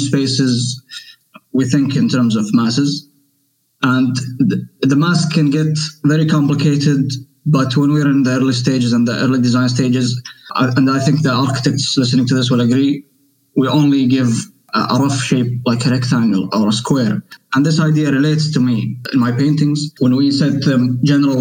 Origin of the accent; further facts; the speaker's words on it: Al Khobar, Eastern Province, Saudi Arabia; I come from Saudi Arabia, from the Eastern region, from a city called Al Khobar